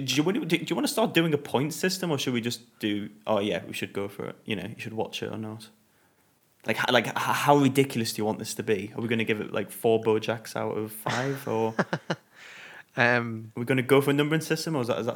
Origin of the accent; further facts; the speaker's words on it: England, United Kingdom; we're very English.